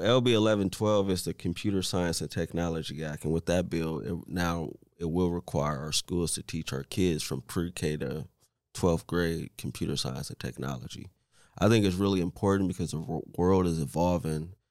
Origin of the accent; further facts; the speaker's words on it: Omaha, Nebraska, United States; also born or lived in Saint Louis; born and raised in Omaha